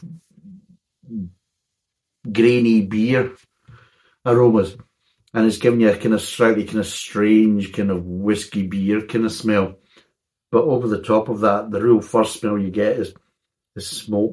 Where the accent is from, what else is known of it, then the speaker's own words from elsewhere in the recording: Scotland, United Kingdom; I'm a Scotsman